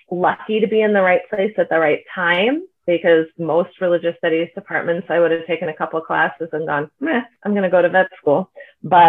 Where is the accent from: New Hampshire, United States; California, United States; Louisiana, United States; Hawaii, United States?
California, United States; Bay Area; I'm from the Bay Area